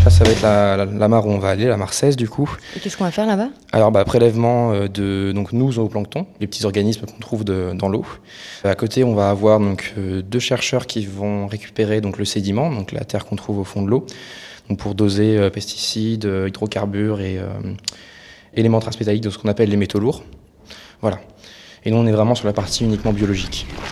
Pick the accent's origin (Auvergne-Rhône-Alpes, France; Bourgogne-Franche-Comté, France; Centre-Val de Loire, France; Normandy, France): Centre-Val de Loire, France; Orléans; je viens du coup d'Orléans. J'habite juste à côté de la Loire. J'ai vécu là-bas toute ma vie